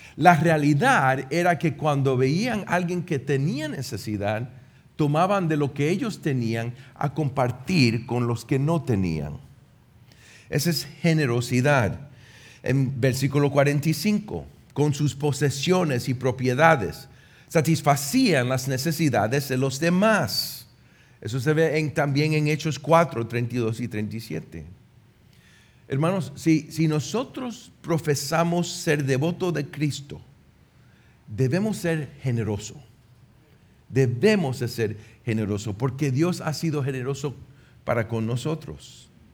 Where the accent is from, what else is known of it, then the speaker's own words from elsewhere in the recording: Puerto Rico; moved away; also born or lived in United States; Yo, como un puertorriqueño en los Estados Unidos